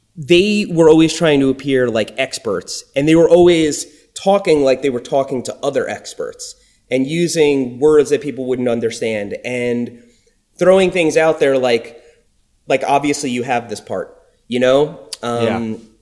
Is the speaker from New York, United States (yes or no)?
yes; Long Island, New York, United States; accent: New York; moved away as an adult; also born or lived in Florida; growing up in New York on Long Island